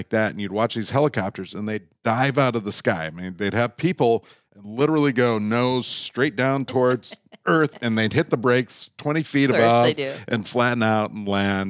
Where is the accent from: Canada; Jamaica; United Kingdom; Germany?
Canada; born there; moved away; also born or lived in Minnesota, United States; I was born in Canada, not on a glacier